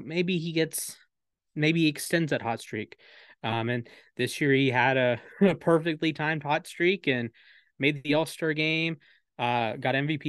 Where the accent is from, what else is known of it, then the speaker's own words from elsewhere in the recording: Atlanta, Georgia, United States; They were on my hometown team.